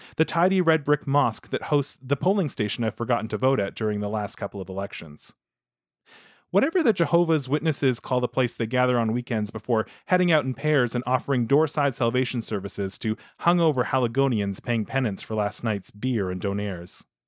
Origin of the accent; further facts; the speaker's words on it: Manitoba, Canada; where I grew up in Manitoba